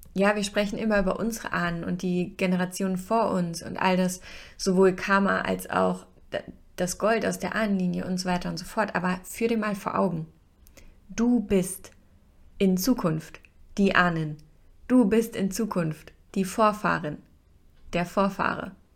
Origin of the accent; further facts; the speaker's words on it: Hesse, Germany; bei uns in Hessen